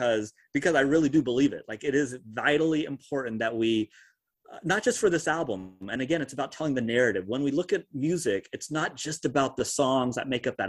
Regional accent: East Tennessee, United States; growing up in East Tennessee

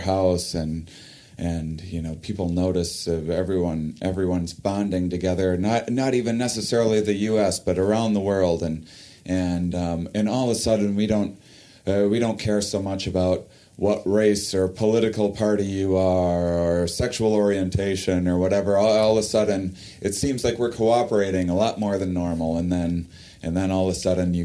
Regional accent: La Crosse, Wisconsin, United States; I'm from La Crosse, and La Crosse is on the border of Minnesota and Iowa

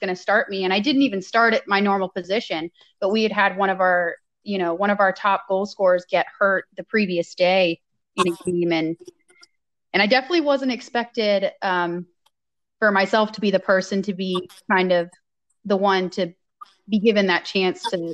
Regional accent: Ohio, United States; I knew I wanted to stay in Ohio and within a few hours of where my family lived

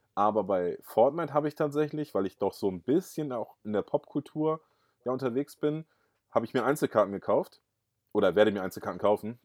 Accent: Rotenburg, Lower Saxony, Germany; now in Uelzen, Germany; geboren bin ich in Rotenburg-Wümme, das ist bei Bremen und jetzt lebe ich in Uelzen

